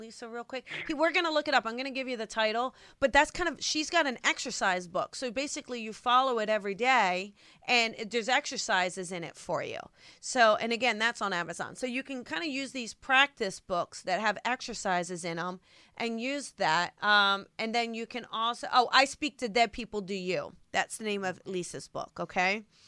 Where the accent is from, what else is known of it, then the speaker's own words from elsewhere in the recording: New Jersey, United States; I'm from Jersey